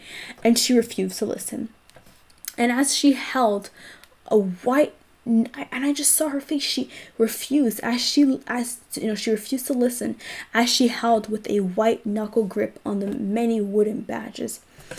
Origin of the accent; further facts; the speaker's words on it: Canada; I'm Black. I'm Canadian.